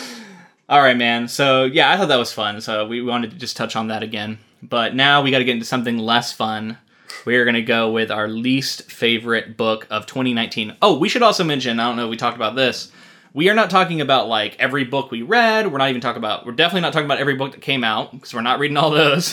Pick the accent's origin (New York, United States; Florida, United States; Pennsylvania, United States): Florida, United States; now in Oregon, United States; We're both from Florida.